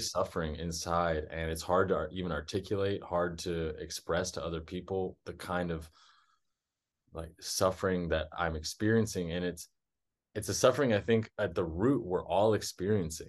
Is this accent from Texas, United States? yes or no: yes; Texas, United States; moved away as an adult; also born or lived in South America; I was born and raised in Texas